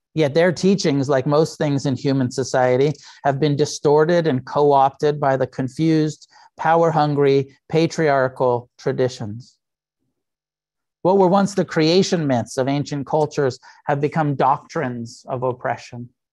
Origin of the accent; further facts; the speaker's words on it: United States; I'm an American